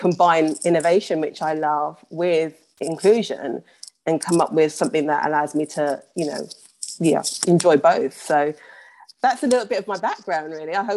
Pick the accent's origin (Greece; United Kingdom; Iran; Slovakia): United Kingdom; Birmingham, West Midlands; moved away as an adult; also born or lived in London; I was born and raised in Birmingham and then moved down to London for university.